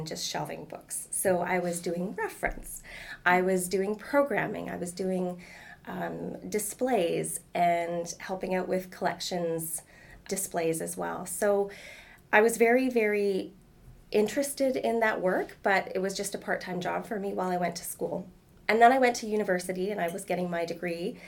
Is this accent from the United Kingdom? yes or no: no; Prince George, British Columbia, Canada; I'm from Prince George